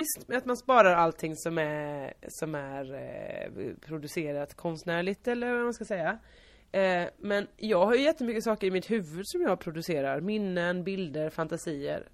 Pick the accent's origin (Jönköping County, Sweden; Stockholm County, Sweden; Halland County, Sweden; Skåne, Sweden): Halland County, Sweden; Hylte; moved away; när jag kommer från Stubbabo Hylte